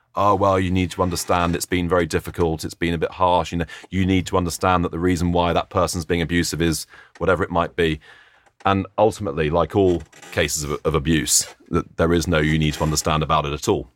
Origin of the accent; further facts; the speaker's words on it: Oxford, South East England, United Kingdom; moved away; my hometown team, Oxford